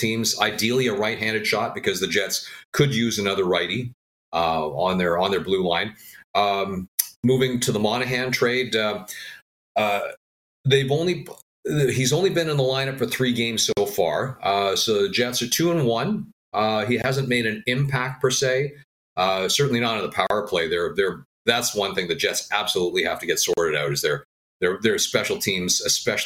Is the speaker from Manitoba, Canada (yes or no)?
yes; Winnipeg, Manitoba, Canada; moved away as an adult; also born or lived in Montreal; do what I love in my hometown